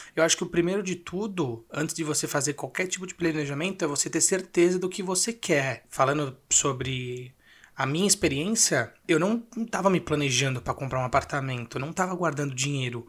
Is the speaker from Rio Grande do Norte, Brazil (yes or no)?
no; Mooca, São Paulo, Brazil; eu morei a vida inteira na Moca e comprei um apartamento na Moca